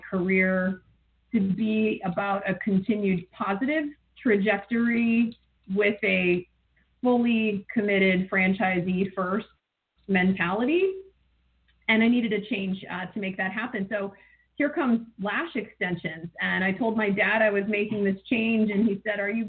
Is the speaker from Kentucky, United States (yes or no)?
no; Ann Arbor, Michigan, United States; I grew up in Ann Arbor